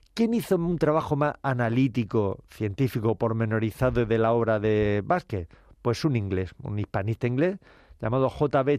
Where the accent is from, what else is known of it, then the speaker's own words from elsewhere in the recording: Region of Murcia, Spain; en mi tierra murciana